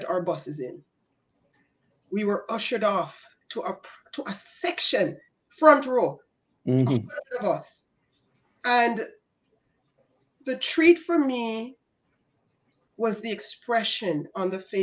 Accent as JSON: {"language": "English", "country": "Canada", "tie": "born or raised there", "also_born_or_lived": "Spanish Town, Jamaica", "said": "as a child growing up in Canada of Jamaican heritage"}